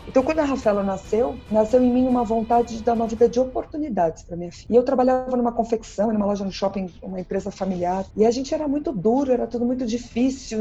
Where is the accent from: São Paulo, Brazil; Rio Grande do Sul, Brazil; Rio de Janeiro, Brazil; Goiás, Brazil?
São Paulo, Brazil; eu sou de São Paulo